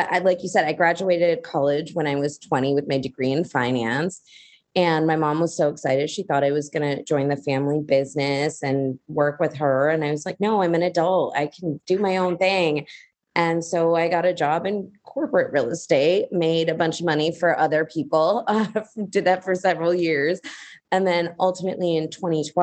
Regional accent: United States; I'm Indian by origin. I was born in America, but my parents both immigrated here in 1980

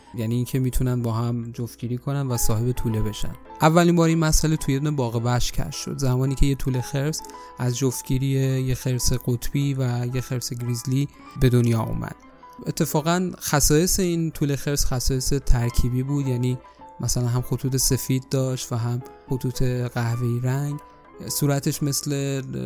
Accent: Iran; من به عنوان یه ایرانی

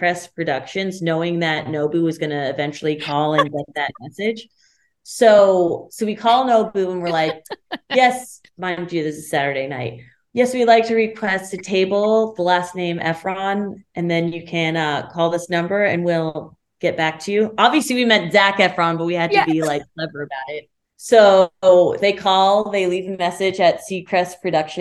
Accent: Connecticut, United States; moved away as an adult; now in New York, United States; I grew up in Connecticut, so New York was so close

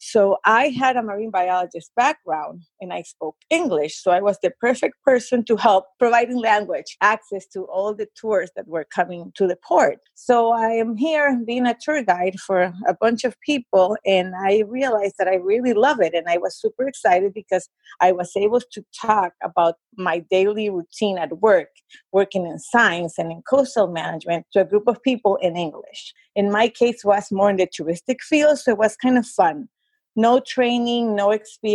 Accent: Ecuador; English is a second language; moved away as an adult; also born or lived in Connecticut, United States / Germany; now in California, United States; I grew up in South America, in Ecuador

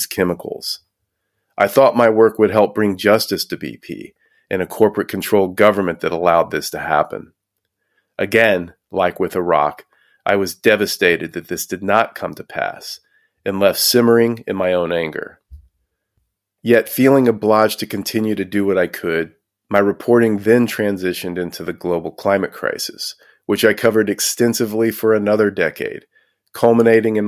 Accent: Houston, Texas, United States; Growing up in Houston, Texas

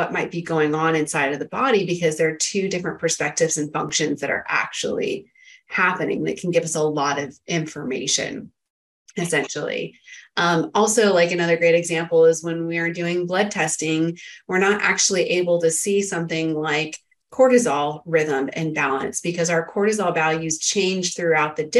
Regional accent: Northern California, United States; also born or lived in San Diego, California; I grew up in Northern California in a farming area where there's a lot of pollen and stuff, right? And then I came down to Southern California, went to college in San Diego

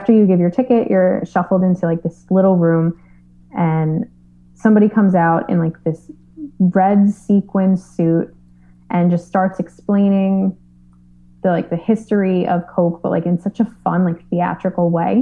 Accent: New York City, New York, United States; I'm from New York, born and raised

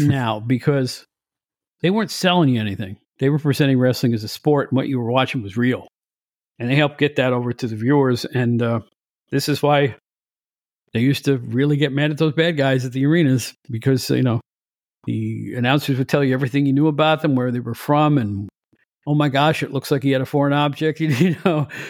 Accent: Catskill, New York, United States; my hometown of Catskill, New York

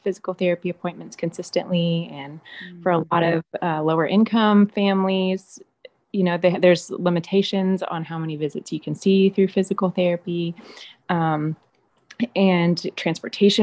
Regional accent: Memphis, Tennessee, United States; now in Chattanooga, United States; I grew up in Memphis, which is very urban, and now living in Chattanooga

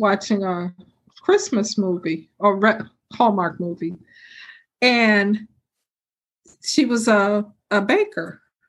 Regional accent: Chicago, Illinois, United States; Because I grew up in Chicago, so I've been to 5-star restaurants.

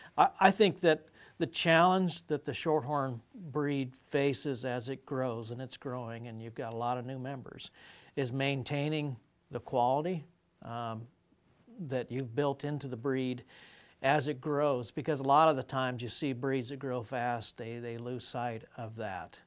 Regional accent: Colorado, United States; I grew up in Colorado

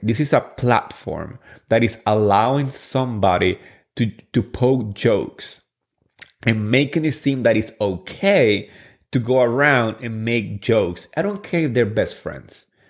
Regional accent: New Jersey, United States; I'm from Jersey

